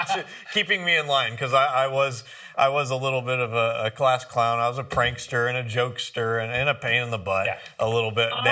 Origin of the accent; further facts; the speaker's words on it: Grass Valley, California, United States; Grass Valley, that's home for me. It was, you know, in the foothills outside of Sacramento. Really quiet, beautiful area that I grew up in out there.